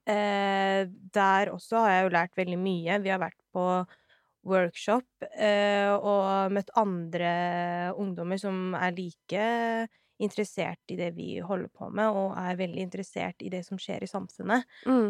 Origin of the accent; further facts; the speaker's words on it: Oslo, Norway; jeg er født og oppvokst her i Oslo